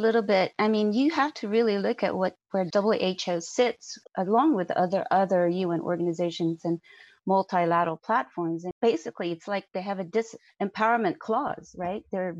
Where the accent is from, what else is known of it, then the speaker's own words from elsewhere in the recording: United States; moved away; as an American